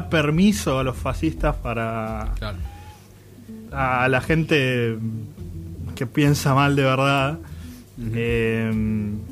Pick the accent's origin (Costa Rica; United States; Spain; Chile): United States; pero yo, yo, soy estadounidense, digamos.